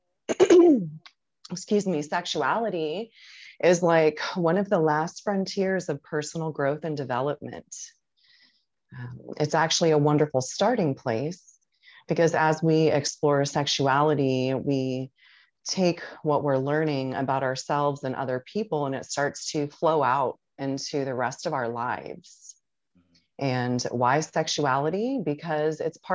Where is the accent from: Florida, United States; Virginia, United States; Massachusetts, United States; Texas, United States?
Florida, United States; Tampa; I'm originally from Tampa, Florida, and I still live within the Tampa Bay area.